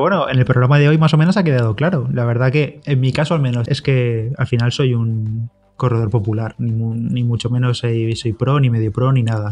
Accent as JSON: {"language": "Spanish", "area": "a village near Orihuela", "region": "Valencian Community", "country": "Spain", "tie": "born or raised there", "said": "en Orihuela, allí cerquita de mi pueblo"}